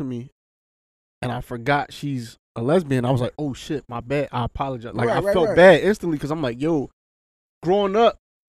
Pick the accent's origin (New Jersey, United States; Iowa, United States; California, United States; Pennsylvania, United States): Pennsylvania, United States; Philadelphia; Growing up in Philly